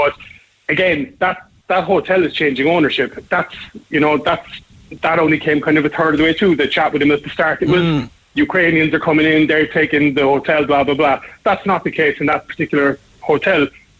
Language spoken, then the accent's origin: English; Ireland; us as Irish people